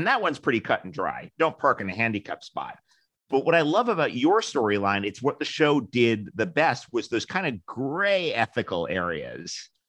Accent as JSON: {"language": "English", "region": "New York", "country": "United States", "tie": "born or raised there", "said": "Live two blocks away from the real Kramer from when I was Kenny, growing up in New York."}